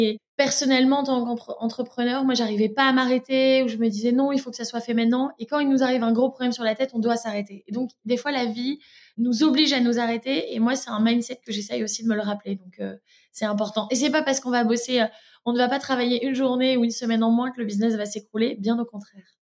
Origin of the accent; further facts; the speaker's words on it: Lille, Hauts-de-France, France; moved away as an adult; now in Brussels, Belgium; Je suis lilloise aussi d'origine